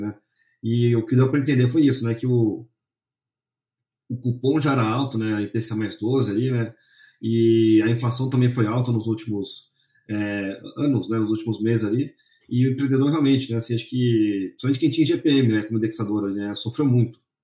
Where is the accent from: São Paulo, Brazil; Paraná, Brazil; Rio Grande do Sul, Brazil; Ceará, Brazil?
São Paulo, Brazil; eu sou aqui de São Paulo